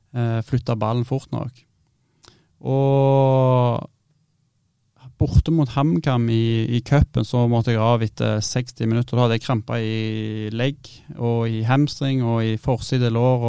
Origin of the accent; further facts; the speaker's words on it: Stavanger, Rogaland, Norway; moved away as an adult; now in Bodø, Norway; jeg var hjemme i Stavanger